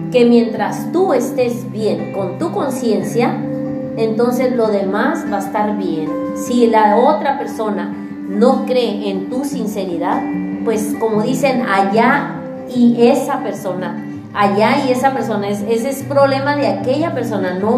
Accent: Baja California, Mexico; now in Monterrey, Mexico; yo vengo de Baja California

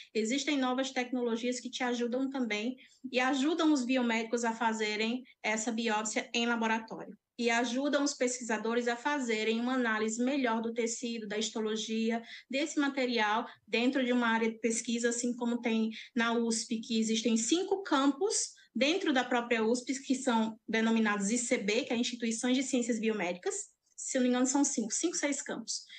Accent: Cajazeiras, Paraíba, Brazil; sertaneja raiz, apaixonada pelo meu estado. Sou de Cajazeiras

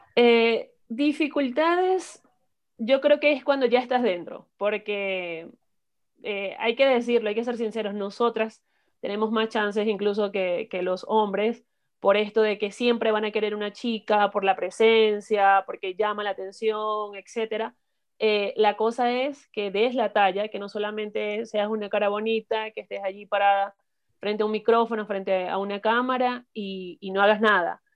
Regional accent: Maracaibo, Zulia, Venezuela; moved away as an adult; now in Ecuador; soy de, Venezuela, de Maracaibo, del estado Zulia

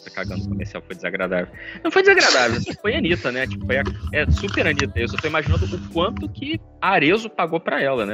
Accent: Rio de Janeiro, Brazil; falando um pouco como carioca

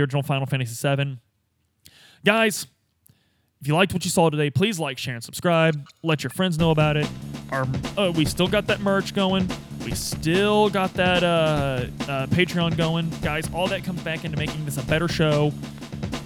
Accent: United States

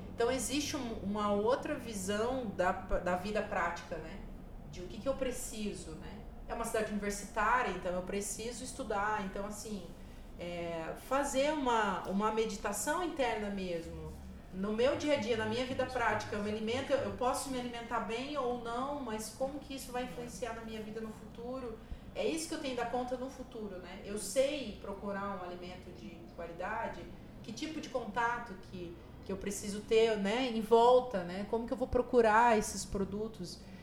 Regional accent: Maringá, Paraná, Brazil; also born or lived in Rio Grande do Norte / Recife; now in Nova Friburgo, Brazil; eu sou do norte do Paraná, do interior do Paraná, de Maringá

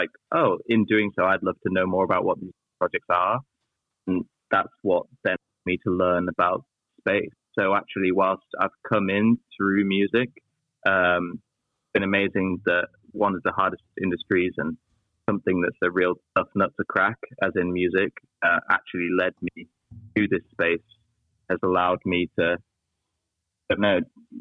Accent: Yorkshire and the Humber, United Kingdom; moved away; also born or lived in London; I'm from Yorkshire in the north of England

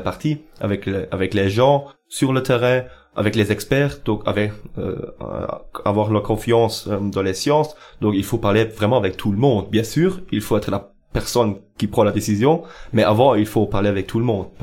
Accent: Eupen, Wallonia, Belgium; j'habite à Eupen depuis toujours, donc je suis Eupenois

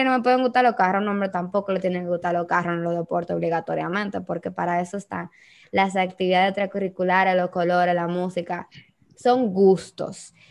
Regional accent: Dominican Republic

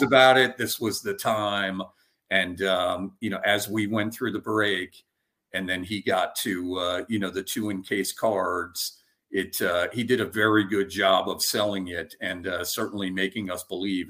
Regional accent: Albany, New York, United States; also born or lived in Westchester, New York; I was born and raised in upstate New York, so in Albany

